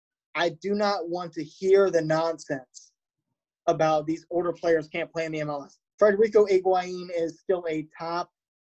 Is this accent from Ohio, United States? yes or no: yes; Columbus, Ohio, United States; Born and raised in Columbus.